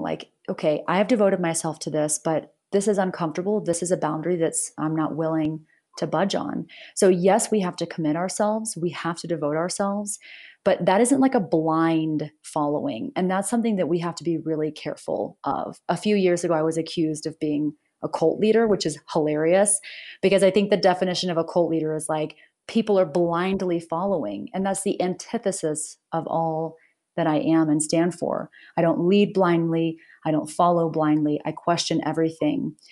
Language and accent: English; United States; I'm I'm American, I'm from the U S